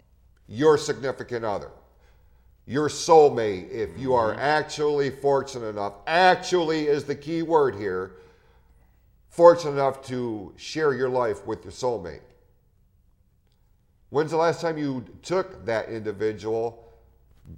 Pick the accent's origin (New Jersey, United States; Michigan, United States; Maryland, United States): Michigan, United States; Hadley; I grew up in Hadley, which is the next town over